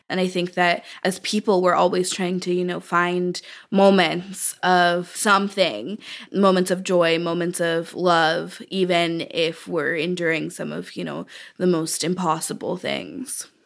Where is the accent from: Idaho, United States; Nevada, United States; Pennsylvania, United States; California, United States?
California, United States; Oakland; I was born and raised in Oakland. I still live in Oakland, California